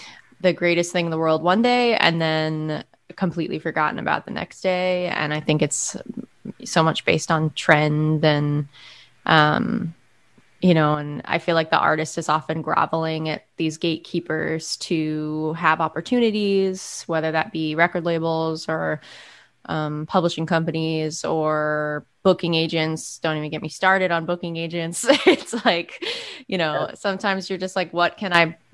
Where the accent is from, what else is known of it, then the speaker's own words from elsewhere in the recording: Monument, Colorado, United States; moved away as an adult; also born or lived in New York City; now in Philadelphia, United States; I grew up in Monument, Colorado, which is a small town about 50 miles south of Denver